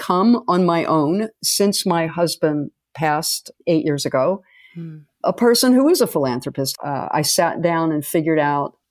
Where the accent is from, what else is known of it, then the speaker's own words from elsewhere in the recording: Las Vegas, Nevada, United States; when I was in the seventh grade when we moved here